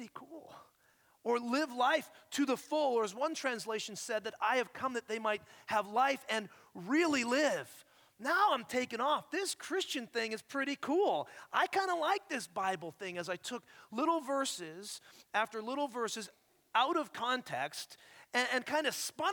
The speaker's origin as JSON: {"language": "English", "region": "Ontario", "country": "Canada", "moved": "as an adult", "lives_now": "Scottsdale, United States", "said": "I am an Ontario boy. I'm a Canadian boy."}